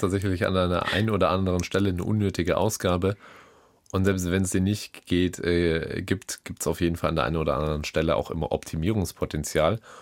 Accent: Bavaria, Germany; ich komme ja schließlich aus Bayern

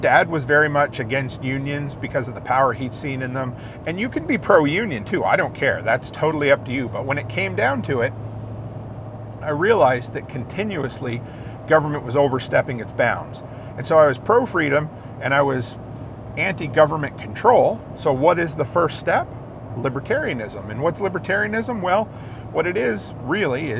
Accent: Canada; I was born here in Canada

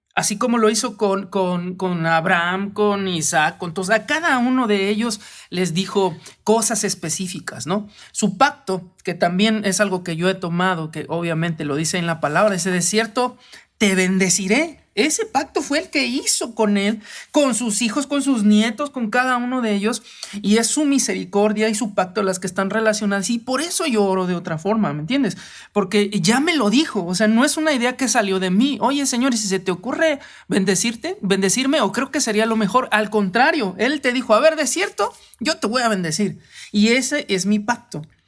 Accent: Mexico; como hombres y como mexicanos

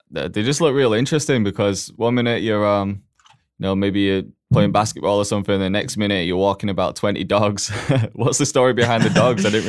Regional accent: Huddersfield, Yorkshire and the Humber, United Kingdom; also born or lived in Toronto; now in Manchester, United Kingdom; raised there. I was born in in Toronto, Canada. Then moved to Huddersfield when I was about four, and then moved to to Manchester

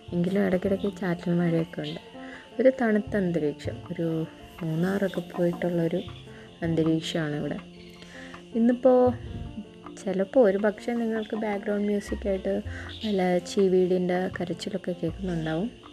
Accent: Kerala, India; ഞാനിപ്പോൾ കേരളത്തിൽ തന്നെയുള്ള എൻ്റെ സ്വന്തം ഞാൻ ജനിച്ചു വളർന്ന വീട്ടിലല്ല

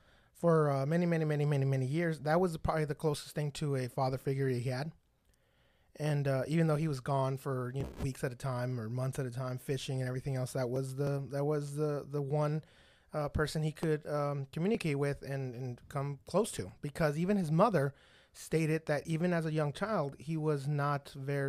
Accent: Fraserburgh, Scotland, United Kingdom; I'm from Frazerburg, Scotland.

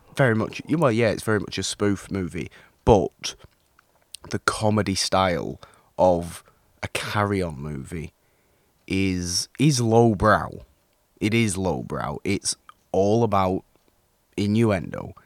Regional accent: United Kingdom; me being British, me having grown up watching some of these movies.

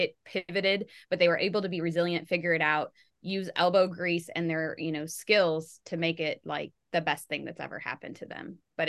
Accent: Michigan, United States; like I grew up in Michigan and the auto industry is huge there.

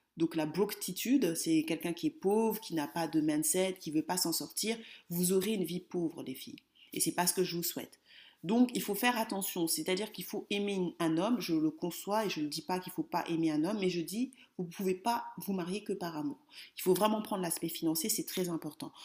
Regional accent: Kinshasa, DR Congo; now in France; je suis congolaise de Kinshasa

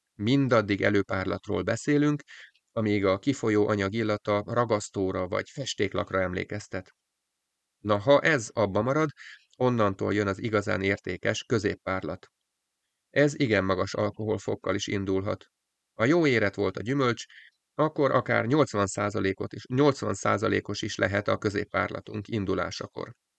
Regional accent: Hungary; Vidéki kis településről származom

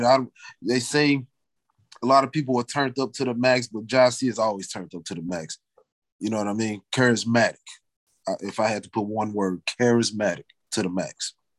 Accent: Wellston, Missouri, United States; I'm from Wellston in a way.

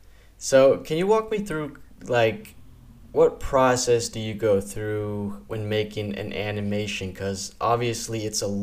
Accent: Denmark; I'm from Denmark.

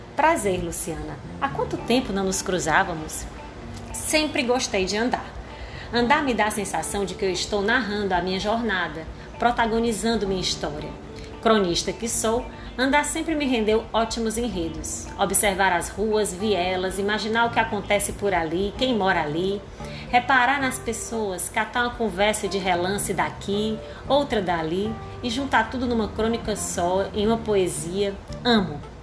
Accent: Ceará, Brazil; accent: cearense; meu sotaque cearense

